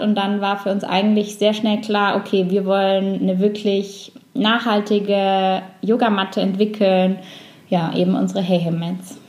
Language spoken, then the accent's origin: German; Allgäu, Bavaria, Germany; also born or lived in Sweden; now in Nuremberg, Germany; ich komme ursprünglich aus dem Allgäu, wohne jetzt wieder in Nürnberg